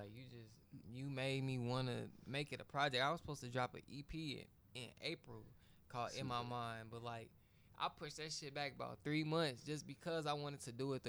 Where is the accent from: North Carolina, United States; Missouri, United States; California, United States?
Missouri, United States; Grandview